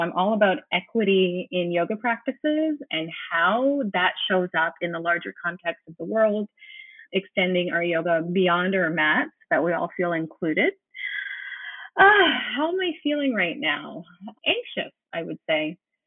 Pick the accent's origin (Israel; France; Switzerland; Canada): Canada; also born or lived in Windsor, Ontario; I am a Canadian and I live very close to America. So I live on the border of America, right in Canada, in a town called Windsor